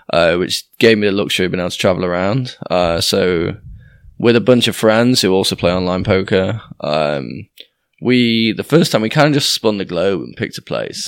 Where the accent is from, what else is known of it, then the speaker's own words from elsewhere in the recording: Doncaster, Yorkshire and the Humber, United Kingdom; moved away as an adult; also born or lived in York / Leeds; I grew up initially in Doncaster